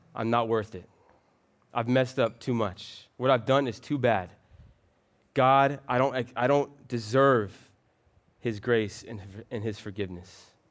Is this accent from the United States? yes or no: yes; Florida, United States; I'm actually from Florida